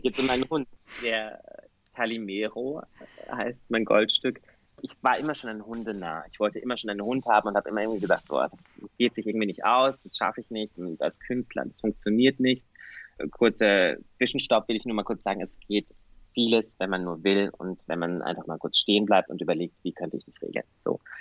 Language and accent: German; Bavaria, Germany; moved away as an adult; now in Vienna, Austria; Ich komme aus Süddeutschland.